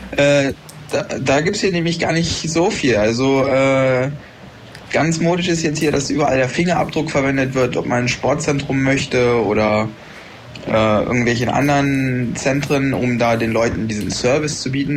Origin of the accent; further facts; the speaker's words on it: Germany; moved away; bei uns in Deutschland